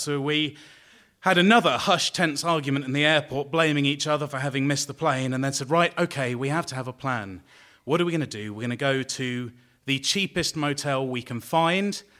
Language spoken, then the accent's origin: English; London, United Kingdom; I'm from London